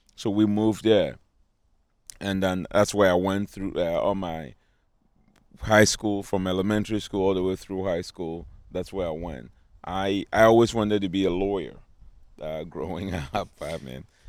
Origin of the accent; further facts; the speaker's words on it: Ghana; accent: African; now in United States; I grew up in Ghana